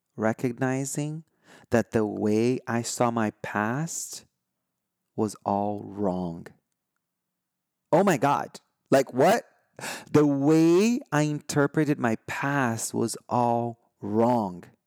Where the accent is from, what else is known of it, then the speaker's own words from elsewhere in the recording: Brazil; first language Portuguese; English is a second language; now in United States; I'm from Brazil.